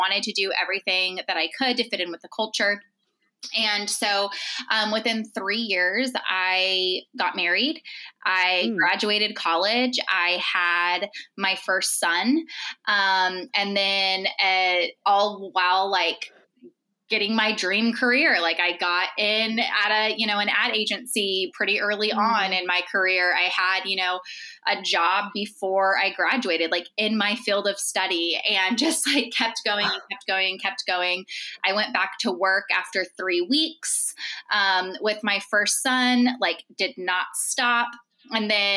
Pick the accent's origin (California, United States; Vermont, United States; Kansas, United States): California, United States; Central; moved away as an adult; I grew up in Central California, and both sides of my family are from there.